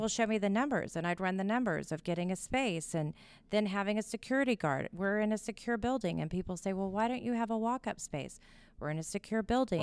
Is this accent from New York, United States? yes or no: no; Houston, Texas, United States; born or raised there